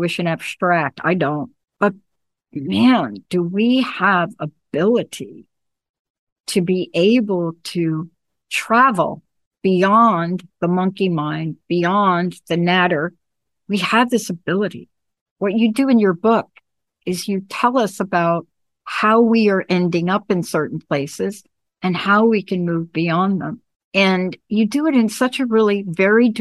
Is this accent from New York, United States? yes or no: yes; New York, United States; now I'm a girl from New York